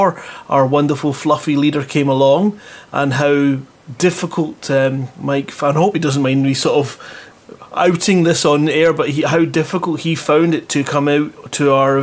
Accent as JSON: {"language": "English", "region": "Scotland", "country": "United Kingdom", "said": "I'm from Scotland"}